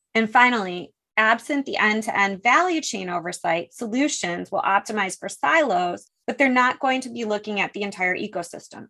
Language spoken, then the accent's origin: English; Buffalo, New York, United States; now in San Fernando Valley, United States; I was born in Buffalo, where the beauty of Niagara Falls and the tragedy of the Love Canal sort of come with the package. I grew up on Lake Erie